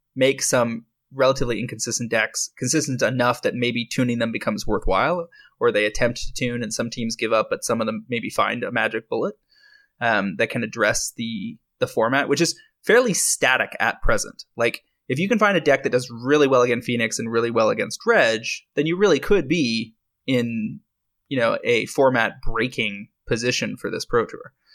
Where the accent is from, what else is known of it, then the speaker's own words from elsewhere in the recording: Canada; I'm a Canadian